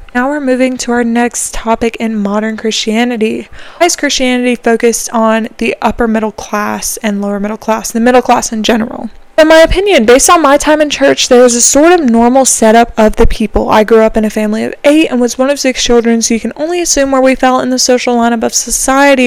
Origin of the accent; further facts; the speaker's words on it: South Carolina, United States; I am from South Carolina